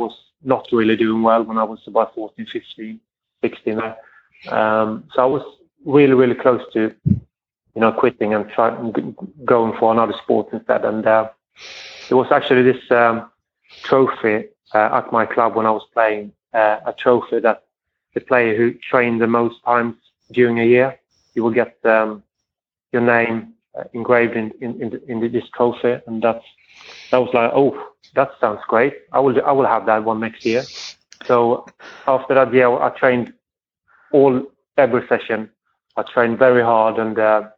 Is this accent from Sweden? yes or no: yes; Sweden; moved away as an adult; also born or lived in France / England; I grew up with it in Sweden